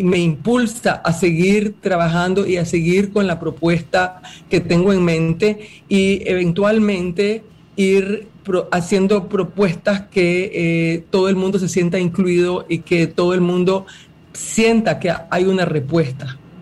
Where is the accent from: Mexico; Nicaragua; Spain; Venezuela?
Nicaragua; Yo como nicaragüense